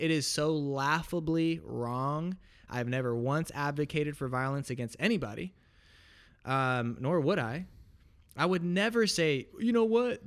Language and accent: English; Portland, Oregon, United States; I was born and raised in Portland, Oregon